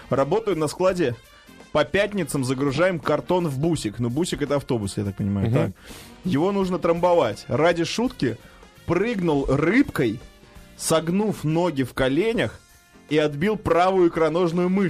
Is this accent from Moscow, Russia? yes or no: yes; Moscow, Russia; из Москвы.